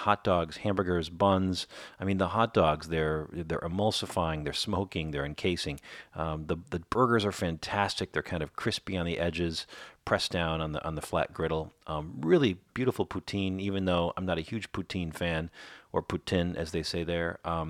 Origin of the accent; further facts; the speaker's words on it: Minnesota, United States; moved away; also born or lived in Chicago; I grew up in Minnesota and lived in Chicago for 25 years, so I'm used to winter.